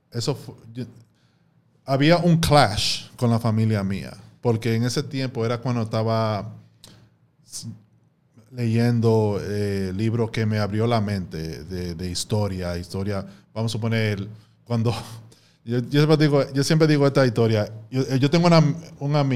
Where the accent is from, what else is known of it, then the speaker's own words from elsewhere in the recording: New York, United States; yo siendo un dominicano americano, nacido en Nueva York, yo soy un dominicano 2.0.